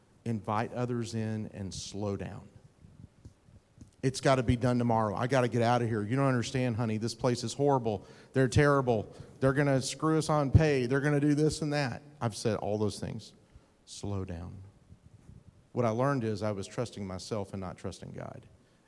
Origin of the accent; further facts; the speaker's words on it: Texas, United States; I'm from East Texas. I should know that one.